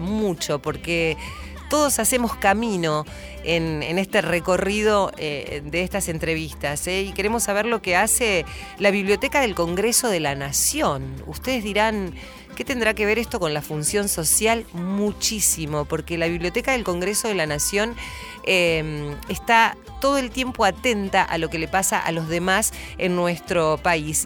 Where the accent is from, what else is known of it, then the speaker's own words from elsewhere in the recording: San Antonio de Areco, Buenos Aires Province, Argentina; cuando fui creciendo, recuerdo que en mi pueblo, en San Antonio de Areco